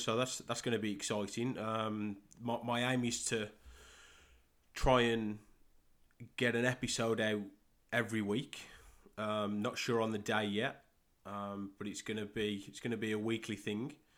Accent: Great Wyrley, West Midlands, United Kingdom; accent: Midlands; moved away as an adult; I'm from a small village in England called Great Worley. Um, born and, born and raised there. Um, till I was twenty-six

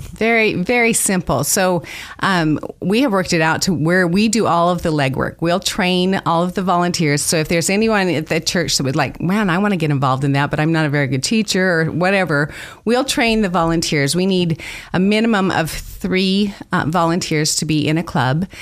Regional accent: Idaho, United States; moved away as an adult; I grew up here in Idaho

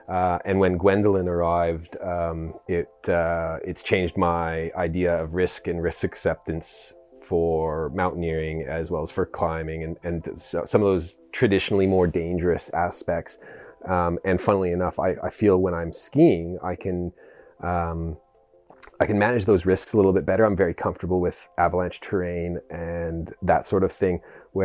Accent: British Columbia, Canada; born there; Well, I was born in Canada, in British Columbia.

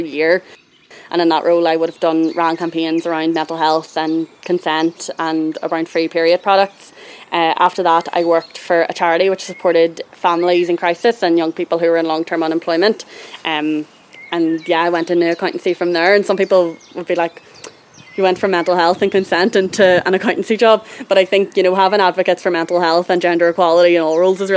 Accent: Northern Ireland, United Kingdom; Growing up in Northern Ireland

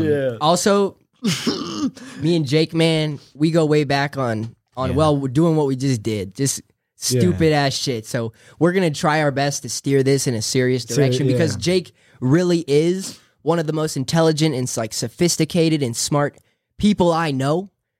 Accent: San Diego, California, United States; born or raised there

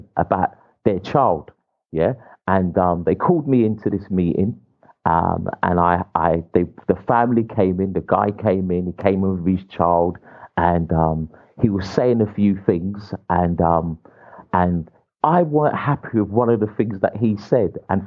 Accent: England, United Kingdom; I was born in England

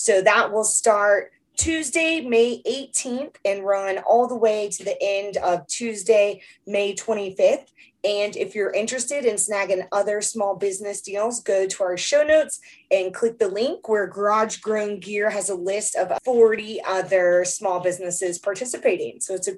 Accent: Southern United States, United States; Yeah, I'm from the South and we did not have that growing up.

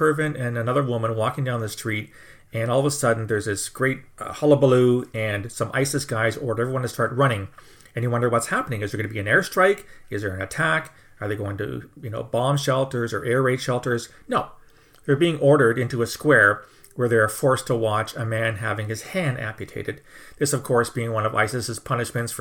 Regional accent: Canada; I'm a Canadian

